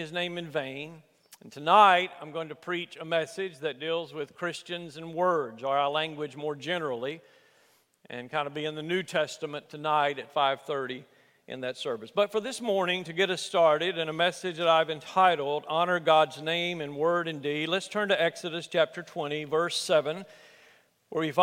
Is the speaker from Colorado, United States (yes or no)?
no; Alabama, United States; where I grew up in Alabama